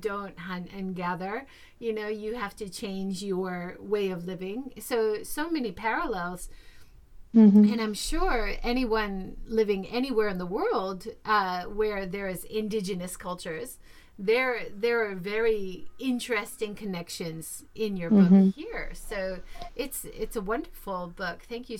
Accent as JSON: {"language": "English", "region": "Hawaii", "country": "United States", "tie": "born or raised there", "said": "I grew up in Hawaii"}